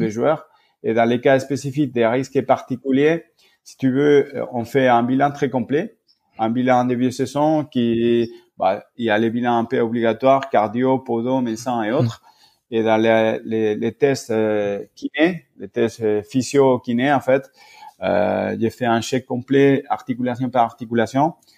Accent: Spain; moved away as an adult; now in France; j'ai fait mes études en Espagne, j'ai grandi en Espagne

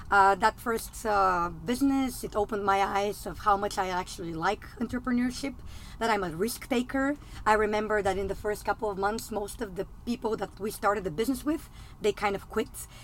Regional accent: Bulgaria; I'm actually coming from Eastern Europe. I'm originally from Bulgaria.

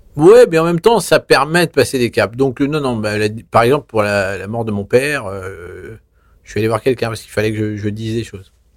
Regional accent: Vichy, Auvergne-Rhône-Alpes, France; je suis né à Vichy dans l'Allier

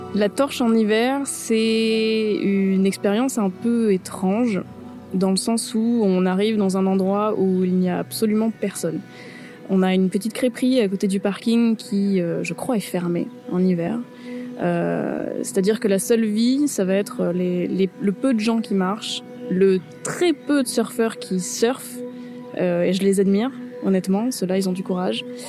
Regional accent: Toulon, Provence-Alpes-Côte d'Azur, France; now in Brittany, France; je suis née à Toulon, dans le Var

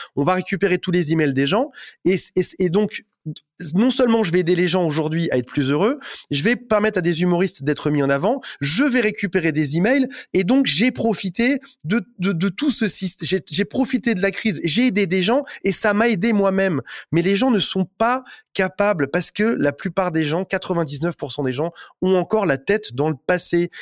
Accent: Metz, Grand Est, France; je viens de Metz

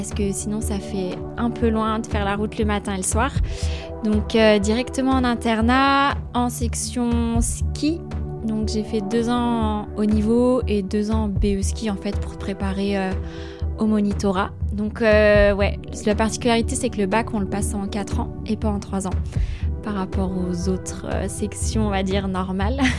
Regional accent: Pralognan-la-Vanoise, Auvergne-Rhône-Alpes, France; Bah, moi, j'ai grandi à Pralognan, la Vanoise.

